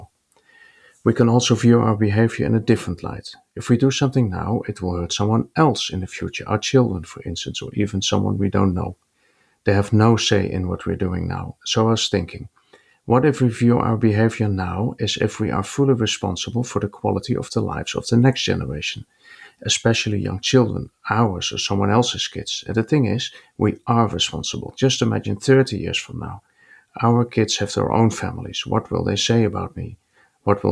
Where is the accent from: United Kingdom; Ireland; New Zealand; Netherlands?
Netherlands; from the Netherlands